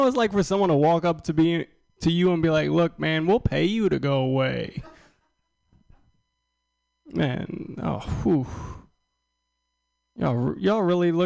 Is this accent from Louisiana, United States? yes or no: yes; New Orleans, Louisiana, United States; now in Austin, United States; I'm originally from New Orleans. I went back home to New Orleans